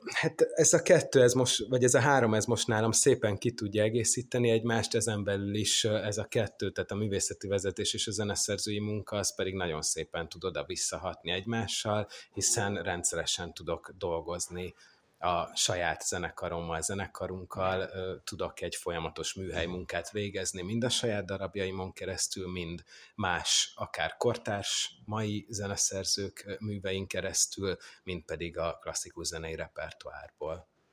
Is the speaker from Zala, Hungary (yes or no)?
yes; Zalaegerszeg, Zala, Hungary; én Zalaegerszegen nőttem fel